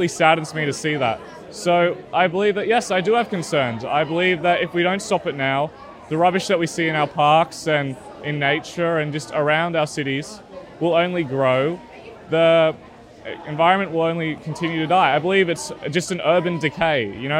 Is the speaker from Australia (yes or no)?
yes; Sydney, New South Wales, Australia; around my area, especially in the east where I used to live, a lot of the things in my childhood that I used to think were quite beautiful, like especially Centennial Park.